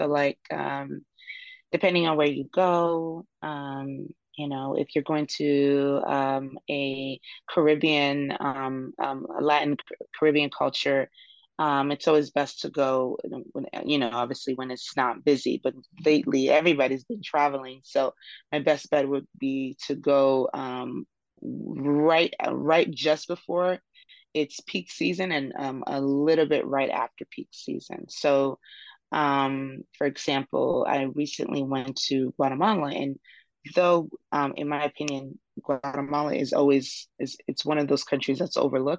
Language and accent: English; Nigeria; Yeah, I'm Nigerian.